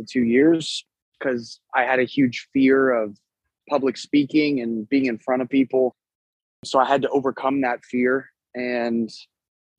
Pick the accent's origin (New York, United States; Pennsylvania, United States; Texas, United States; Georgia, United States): Texas, United States; San Antonio; also born or lived in Louisiana; we're out of San Antonio, Texas